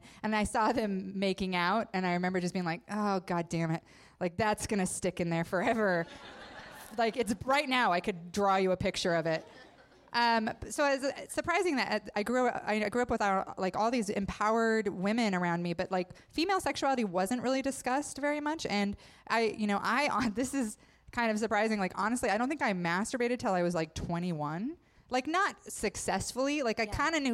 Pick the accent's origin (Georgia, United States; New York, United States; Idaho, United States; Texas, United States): Idaho, United States; I grew up in Idaho, so all my friends were Mormon